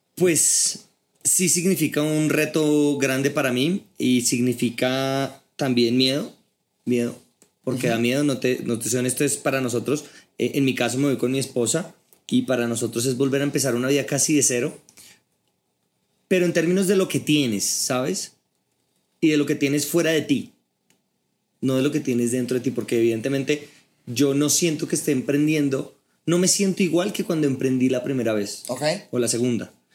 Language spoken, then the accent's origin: Spanish; Bogotá, Colombia; soy bogotano, tengo 34 años